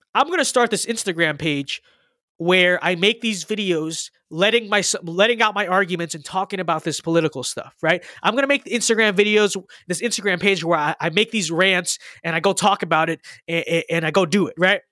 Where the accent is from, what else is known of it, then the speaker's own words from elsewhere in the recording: United States; I'm an American